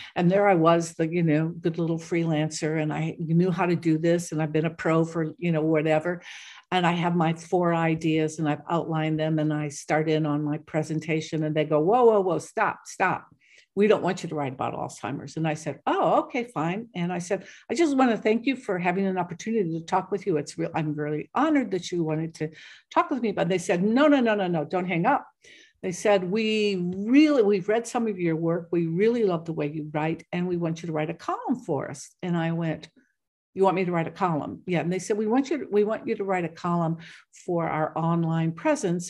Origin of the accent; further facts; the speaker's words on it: United States; also born or lived in Ireland; I grew up in a German Polish neighborhood, uh, little town